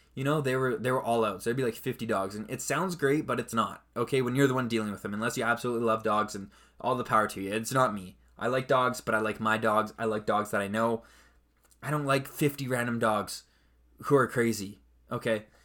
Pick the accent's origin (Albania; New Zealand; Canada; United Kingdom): Canada; I'm Canadian